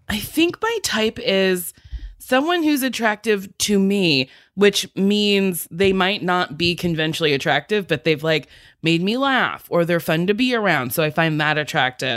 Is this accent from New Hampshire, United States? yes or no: no; New Jersey, United States; I'm from New Jersey.